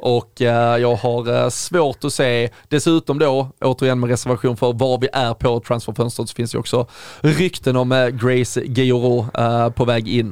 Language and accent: Swedish; Sweden; som svenskar